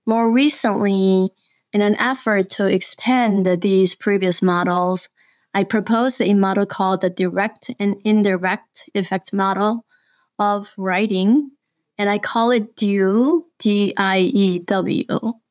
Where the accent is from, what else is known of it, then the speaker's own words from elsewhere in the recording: South Korea; moved away; I grew up in South Korea in a very remote village